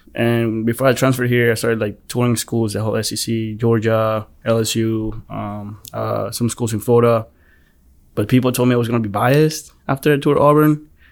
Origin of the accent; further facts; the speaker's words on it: Colombia; now in United States; I was born in Colombia